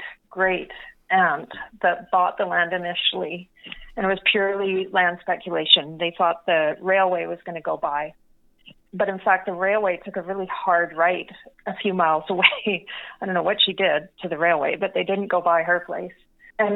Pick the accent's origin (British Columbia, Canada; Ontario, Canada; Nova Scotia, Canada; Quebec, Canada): British Columbia, Canada; Vancouver; now in Pemberton, Canada; we were growing up in Vancouver